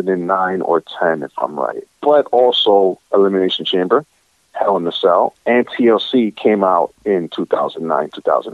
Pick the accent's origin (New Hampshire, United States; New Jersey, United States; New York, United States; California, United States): New York, United States; Yonkers; I was born here in the United States, Yonkers, New York, specifically, but both my parents are born in Dominican Republic.